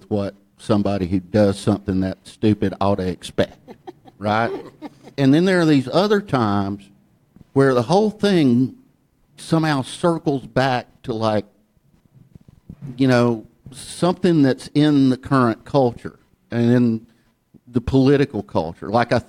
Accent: Ellijay, Georgia, United States; moved away; also born or lived in New York; I grew up in Ella J, Georgia. Nobody's going to clap for Ella J. I mean, I have fond memories of the place now, but it took me a long time to recall them. When I moved to New York the first time, which was in 1984

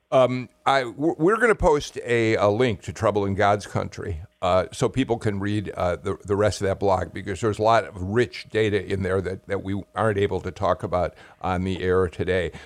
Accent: Chicago, Illinois, United States; from Chicago, my hometown.

